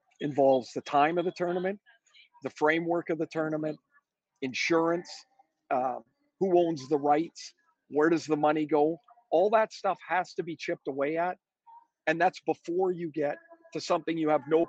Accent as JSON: {"language": "English", "country": "Canada", "said": "I'm a Canadian."}